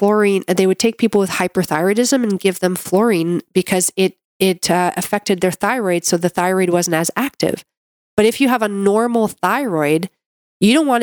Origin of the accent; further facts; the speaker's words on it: Canada; I'm a Canadian medical doctor